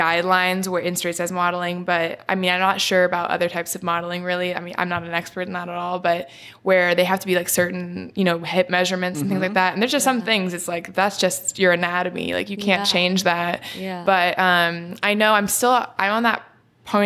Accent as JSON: {"language": "English", "town": "Orange", "region": "California", "country": "United States", "said": "I'm from Orange County, California."}